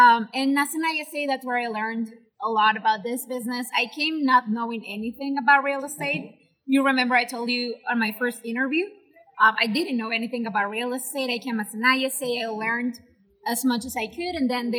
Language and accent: English; La Paz, Baja California Sur, Mexico; born or raised there